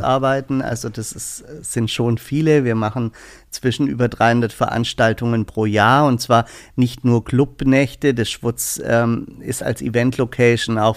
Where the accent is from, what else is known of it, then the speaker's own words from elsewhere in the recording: Southern Germany, Germany; now in Berlin, Germany; Ich komme aus dem Süden